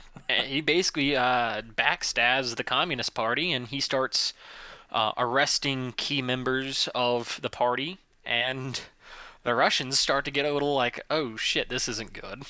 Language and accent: English; the South, United States; first language English; I am American and from the South. I do not know how to speak any other language than English